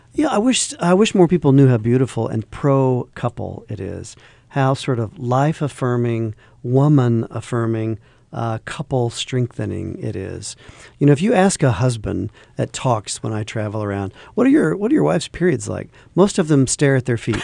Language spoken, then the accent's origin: English; the South, United States; I grew up in the South